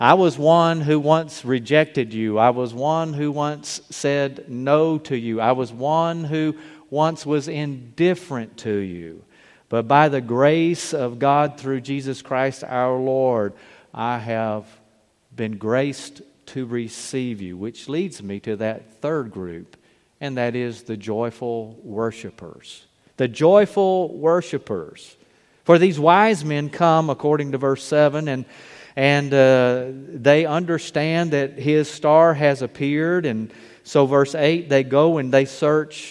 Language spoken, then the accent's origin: English; Mobile, Alabama, United States; growing up in Mobile